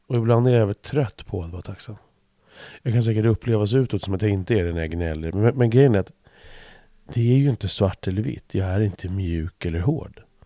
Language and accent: Swedish; Stuvsta, Stockholm County, Sweden; när jag växte upp i Stuvsta